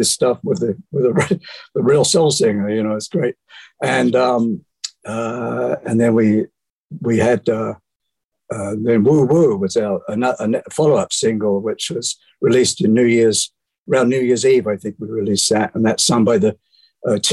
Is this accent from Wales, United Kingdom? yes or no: no; Bromley, London, United Kingdom; moved away; In Bromley, in the county of Kent, in South London